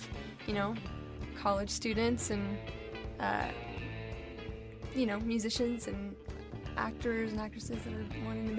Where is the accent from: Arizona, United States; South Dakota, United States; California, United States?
California, United States; Orange County; moved away as an adult; now in Los Angeles, United States; I grew up in Orange County.